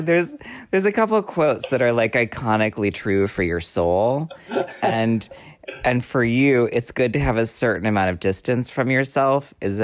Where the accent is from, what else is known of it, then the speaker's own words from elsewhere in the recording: Hollywood, California, United States; Well, because I grew up in the Hollywood studio system